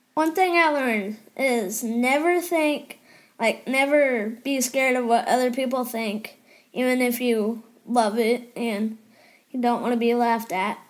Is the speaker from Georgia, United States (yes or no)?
no; Odessa, Texas, United States; also born or lived in Colorado; I was born in Colorado and then I don't know where I went. I think I went straight to Odessa.